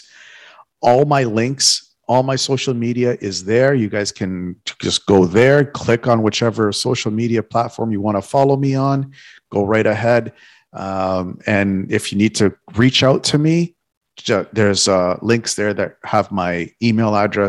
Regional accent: Toronto, Ontario, Canada; moved away as an adult; now in South Florida, United States; I was born and raised in Toronto. My whole life I spent in Toronto

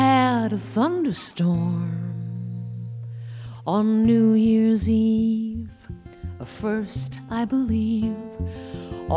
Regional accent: Iowa, United States; my home state of Iowa

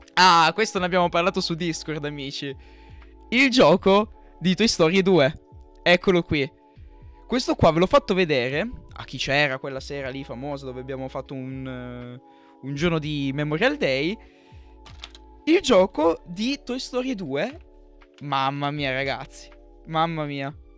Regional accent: Marseille, Provence-Alpes-Côte d'Azur, France; moved away; io vivevo in Francia, io sono nato lì, sono nato a Marsiglia

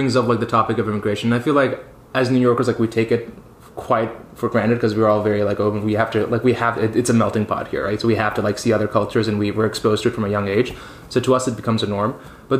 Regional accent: Dubai, United Arab Emirates; now in New York, United States; I spent quite a lot of time in Dubai. Was born and raised in New York, and then my family moved back to Dubai for a while. So I finished up high school there, decided to do my undergrad there, and then I moved back to New York.

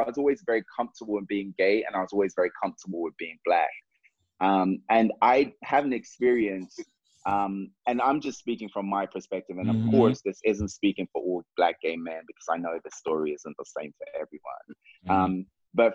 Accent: Jamaica; I'm just like, I'm Jamaican. We don't call people that.

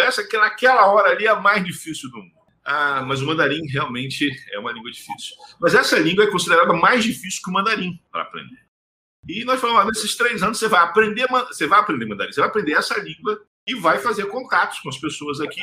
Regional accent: Brazil; first language Portuguese; como brasileiros, porque nós somos monoglotas

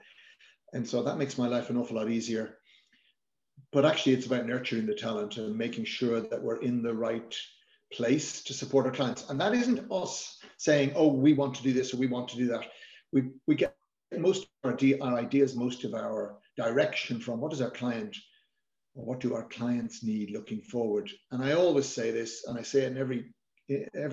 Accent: Ireland; as an Irish nation

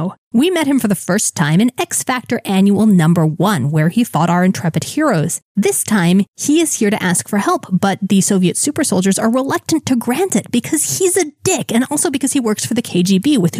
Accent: South Florida, United States; growing up in South Florida

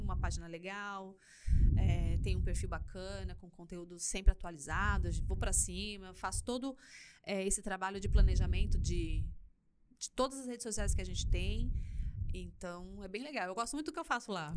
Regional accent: São Paulo, Brazil; moved away as an adult; now in Curitiba, Brazil; eu nasci em São Paulo. Tá. Nasci aqui na, na capital de São Paulo, né, não aqui em, em Campinas, óbvio.

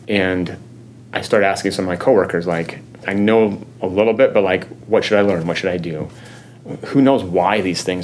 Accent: Colorado Springs, Colorado, United States; now in Lincoln, United States; I was born and raised in Colorado Springs

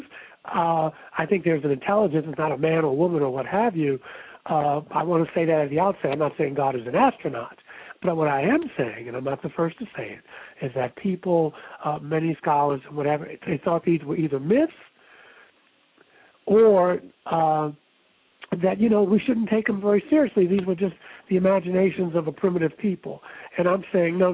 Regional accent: Baltimore, Maryland, United States; when I was growing up in Baltimore

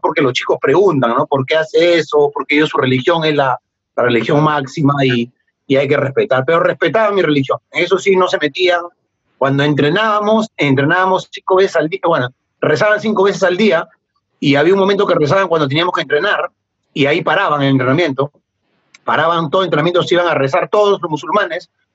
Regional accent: Peru; yo soy peruano

